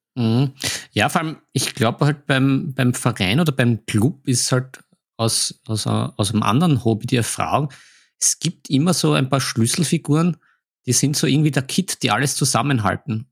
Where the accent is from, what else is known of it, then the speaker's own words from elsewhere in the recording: Vienna, Austria; bei uns in Wien